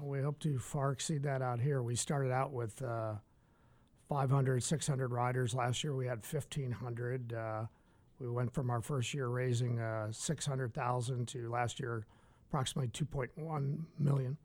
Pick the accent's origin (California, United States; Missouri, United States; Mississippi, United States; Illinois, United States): Missouri, United States; St. Louis; moved away as an adult; now in San Diego, United States; I'm from the Midwest, from St. Louis. I've uh, lived there my whole uh, whole life through about age 50.